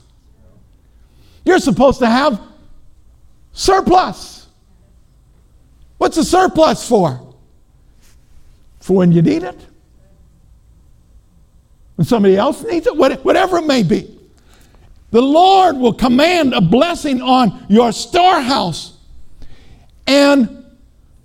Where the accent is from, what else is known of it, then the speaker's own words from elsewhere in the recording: Minnesota, United States; I'm from Minnesota